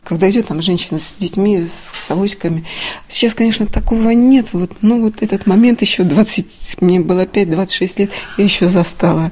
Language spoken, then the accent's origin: Russian; Severomorsk, Murmansk Oblast, Russia; я из Авиагородка